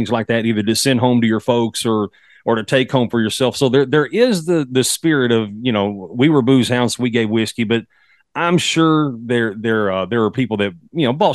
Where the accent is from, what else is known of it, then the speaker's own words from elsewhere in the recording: Texas, United States; accent: Texas; fellow Texas boy